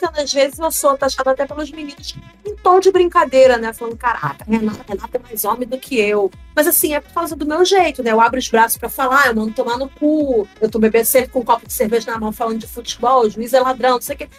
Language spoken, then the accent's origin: Portuguese; Rio de Janeiro, Brazil; also born or lived in Pernambuco; Eu me criei no Rio